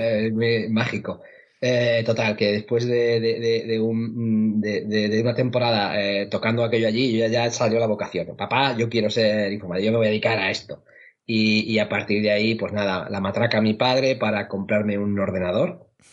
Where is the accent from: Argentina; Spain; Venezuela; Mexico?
Spain; Chinchilla de Montearagón, Castilla-La Mancha; moved away as an adult; now in Seville, Spain; mi pueblo eh, de, La Mancha, que se llama Chinchilla de Aragón, en la provincia de Albacete.